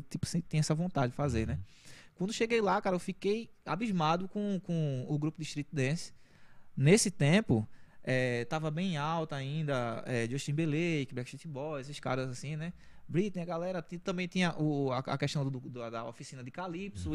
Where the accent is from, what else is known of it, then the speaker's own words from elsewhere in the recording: Recife, Pernambuco, Brazil; eu vim de uma comunidade chamada Roda de Fogo. Não tem nada a ver com a minha roda, é Roda de Fogo, é o nome da localidade, né? É, assim, desde, desde a minha infância